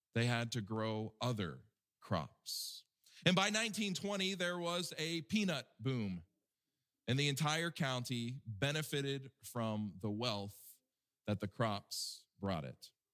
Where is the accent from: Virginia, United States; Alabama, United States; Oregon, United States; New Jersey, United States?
Alabama, United States; my home state of Alabama